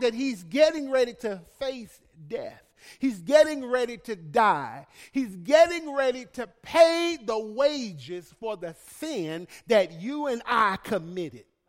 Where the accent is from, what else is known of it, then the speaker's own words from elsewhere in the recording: Birmingham, Alabama, United States; I'm from Birmingham